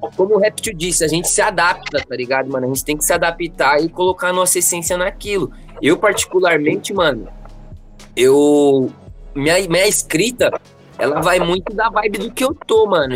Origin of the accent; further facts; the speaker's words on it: São Paulo, Brazil; Eu sou daqui do Grajaú